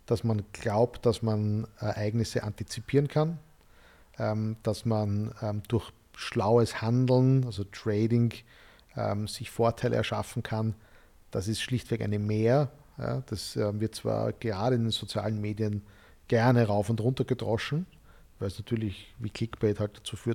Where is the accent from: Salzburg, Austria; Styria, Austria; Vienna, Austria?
Styria, Austria; Graz; ich bin in Graz, in der Steiermark aufgewachsen